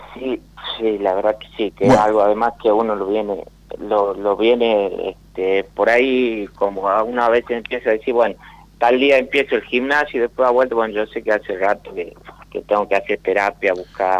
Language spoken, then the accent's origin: Spanish; Tucumán, Argentina; De Tucumán.